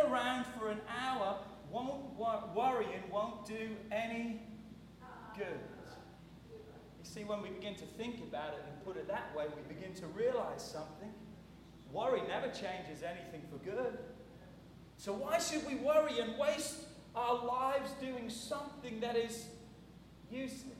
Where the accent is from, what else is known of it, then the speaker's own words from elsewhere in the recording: England, United Kingdom; moved away; When I grew up in England